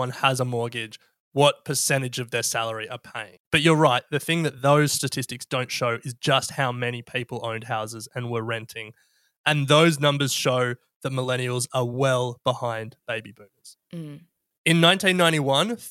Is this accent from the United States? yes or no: no; Australia